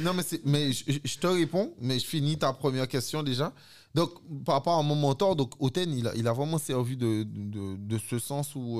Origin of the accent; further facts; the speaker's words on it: Guadeloupe; moved away as an adult; also born or lived in Sainte-Rose, Guadeloupe / France; j'ai comme fait une grande partie de mon enfance en Guadeloupe